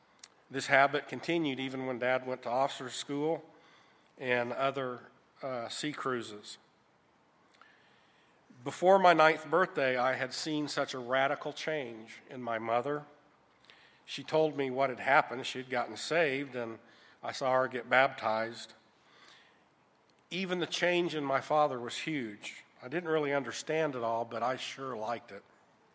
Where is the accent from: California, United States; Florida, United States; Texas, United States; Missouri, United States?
Florida, United States; Jacksonville; born there; I was born in Jacksonville, Florida, at the Naval Air Station, August 17th, 1957.